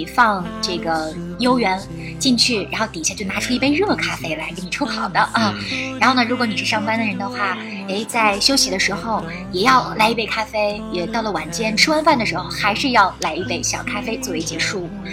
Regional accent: China; 我们中国人

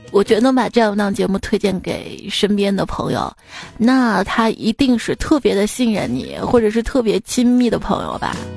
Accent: Xi'an, Shaanxi, China; 作为一名西安人啊

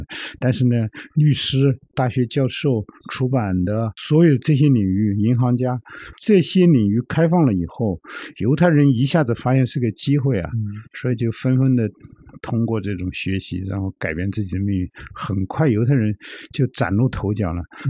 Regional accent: China; 我们中国人也有啊

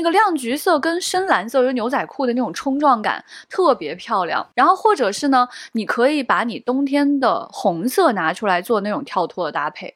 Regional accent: Xi'an, Shaanxi, China; 我们西安感觉也有这个说法

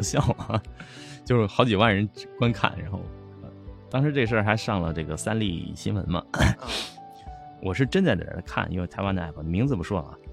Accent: Northeast China, China; 因为我是东北人

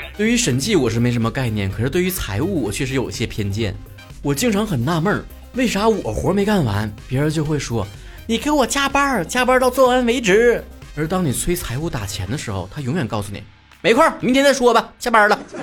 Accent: Northeast China, China; moved away as an adult; also born or lived in Beijing; 我们东北的父老乡亲、老少爷们儿

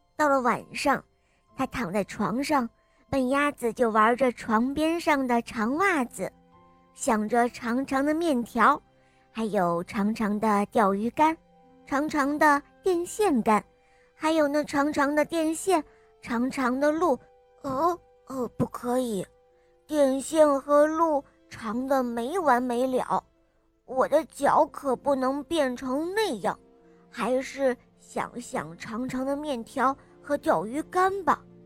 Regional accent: Hangzhou, Zhejiang, China; 我今年七岁了，我来自杭州

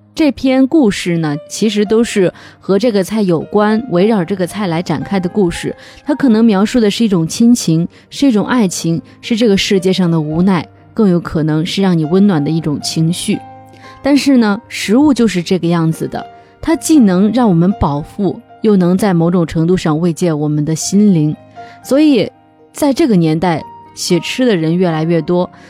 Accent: Henan, China; now in Changsha, China; 每次回河南老家的时候

